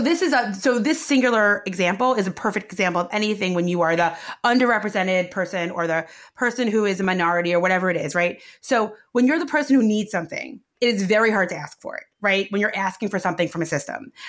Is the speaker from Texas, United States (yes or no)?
no; New York City, New York, United States; I grew up in what I call real Brooklyn, uh, which is Sheepshead Bay, the south of Brooklyn